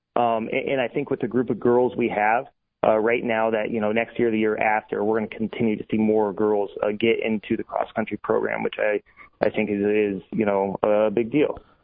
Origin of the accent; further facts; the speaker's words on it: Atlantic, Iowa, United States; I grew up in Atlantic.